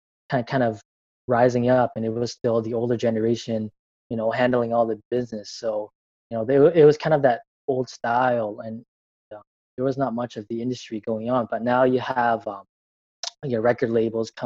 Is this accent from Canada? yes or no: yes; Vancouver, British Columbia, Canada; I'm from Vancouver, Canada.